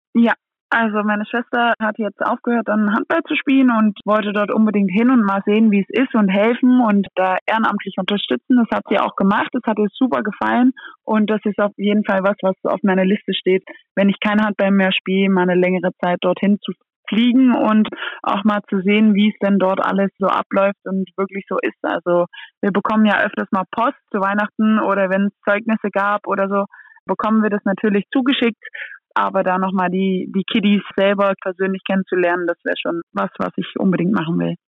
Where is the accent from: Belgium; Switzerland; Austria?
Belgium; Antwerp, Flanders; German is a second language; now in Germany; wenn ich in Antwerpen ankomme bei Oma und Opa oder bei Oma, Mama, Papa, dann denke ich schon, okay, hier bin ich auch zu Hause auf eine andere Art und Weise und das ist auch meine Heimat